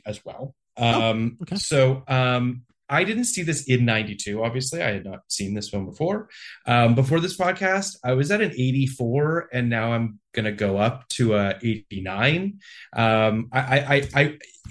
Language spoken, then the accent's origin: English; Canada; I'm Canadian